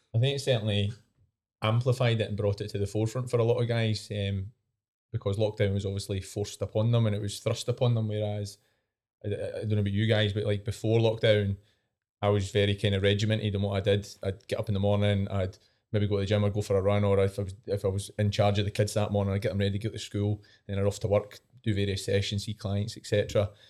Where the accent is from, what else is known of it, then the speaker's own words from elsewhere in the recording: East Coast, Scotland, United Kingdom; I'm from the East Coast